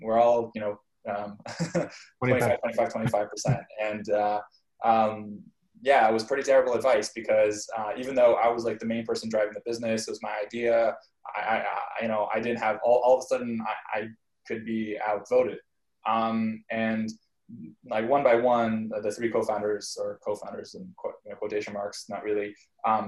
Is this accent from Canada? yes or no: yes; Canada; moved away; I grew up in Canada